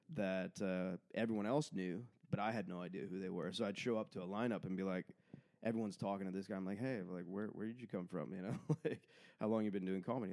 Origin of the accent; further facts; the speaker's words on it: Port Moody, British Columbia, Canada; I'm from Port Moody, just outside of Vancouver